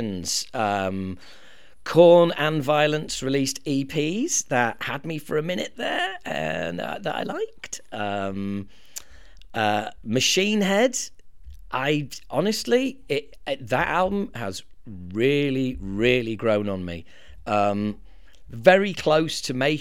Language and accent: English; Harrogate, Yorkshire and the Humber, United Kingdom; moved away; a record shop in my hometown of Harrogate